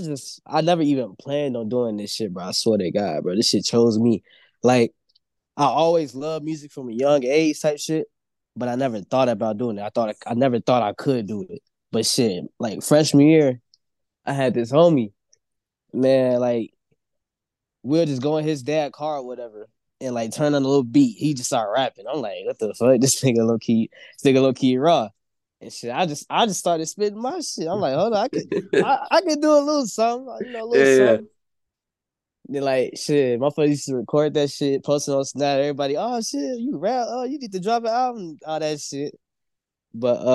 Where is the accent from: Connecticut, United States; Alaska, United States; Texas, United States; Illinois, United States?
Illinois, United States; Harvey; also born or lived in Chicago; Really was raised in Harvey, but shit, yeah, I'm from here